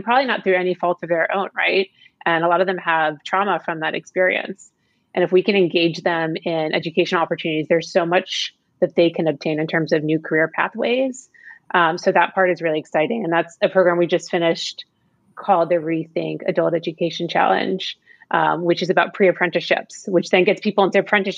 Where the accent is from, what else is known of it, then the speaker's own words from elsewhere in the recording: Florida, United States; I grew up in Florida.